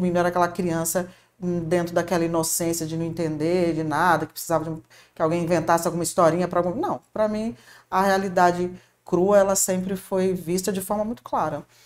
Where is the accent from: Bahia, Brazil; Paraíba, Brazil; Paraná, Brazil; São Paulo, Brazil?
Paraná, Brazil; born there; Eu nasci no Paraná, sou filha de Marina e de Edson.